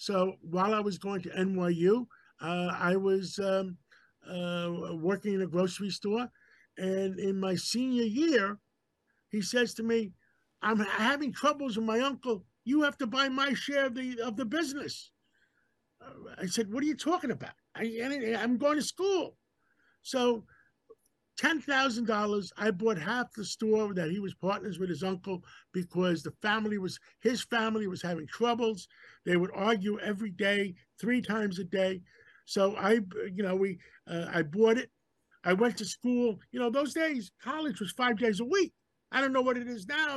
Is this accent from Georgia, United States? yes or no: no; New York City, New York, United States; My father brought me to America. I was 6 months old after World War II. We grew up in Harlem.